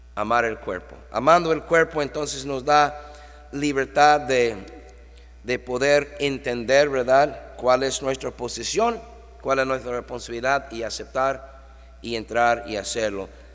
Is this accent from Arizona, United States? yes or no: no; New York, United States; now in Tijuana, Mexico; ahí en Nueva York, mi tierra natal